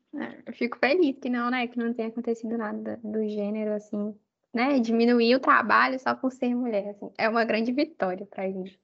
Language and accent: Portuguese; Belo Horizonte, Minas Gerais, Brazil; moved away; also born or lived in Salvador, Brazil; eu morava em Salvador, então, assim, ir para a UFMG para voltar para para a cidade onde eu nasci, para a minha família.